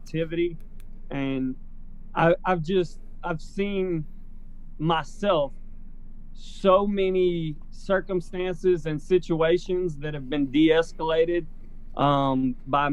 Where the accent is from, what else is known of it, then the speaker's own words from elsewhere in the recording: Prattville, Alabama, United States; Prattville, which is my stomping grounds, my hometown